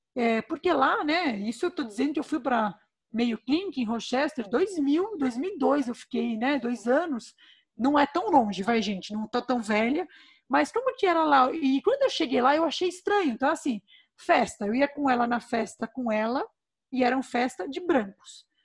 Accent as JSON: {"language": "Portuguese", "country": "Brazil", "said": "nos une enquanto brasileiros"}